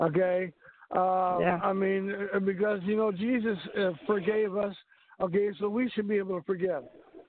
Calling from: Texas, United States; Well, no, I was gonna say I'm from the South myself. I'm in the Bible Belt area. I'm calling from Texas.

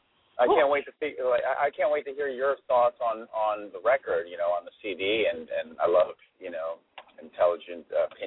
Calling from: Florida, United States; I'm calling in from South Florida.

